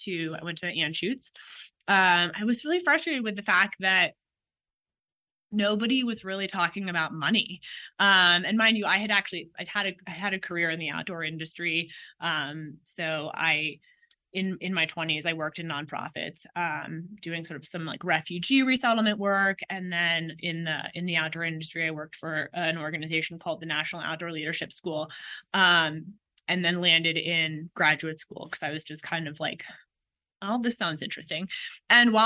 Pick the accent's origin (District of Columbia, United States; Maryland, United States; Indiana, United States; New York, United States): District of Columbia, United States; Washington; I grew up in Washington, D.C.